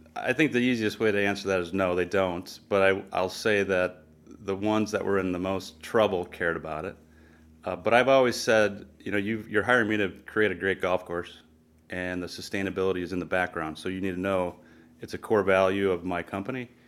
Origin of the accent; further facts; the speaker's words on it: Milwaukee, Wisconsin, United States; I grew up outside of Milwaukee, Wisconsin